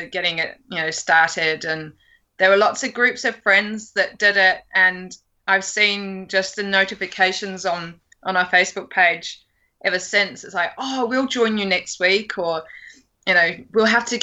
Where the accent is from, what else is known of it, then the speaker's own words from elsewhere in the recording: United Kingdom; moved away as an adult; now in New Zealand; I'm originally from the UK